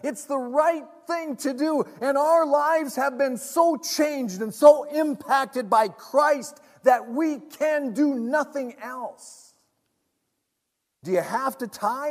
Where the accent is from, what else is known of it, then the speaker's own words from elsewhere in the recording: United States; I want people in my hometown to know Jesus. I want there to be a gospel presence in the Twin Ports and the surrounding region